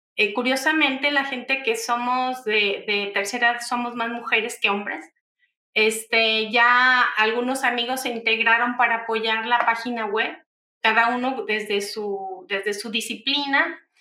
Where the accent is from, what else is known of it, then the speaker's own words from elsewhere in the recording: Mexico; usamos en México